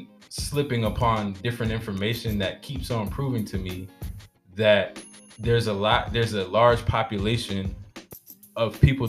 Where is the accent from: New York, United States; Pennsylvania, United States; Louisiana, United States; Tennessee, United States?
New York, United States; Buffalo; I'm from Buffalo, New York, but I found out through records, census records and World War records and stuff like that, that I actually have roots in Georgia. In Columbus, Georgia, in Milledgeville, Georgia.